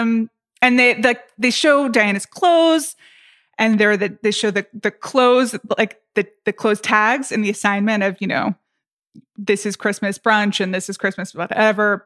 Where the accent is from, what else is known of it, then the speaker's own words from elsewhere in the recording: United States; I'm American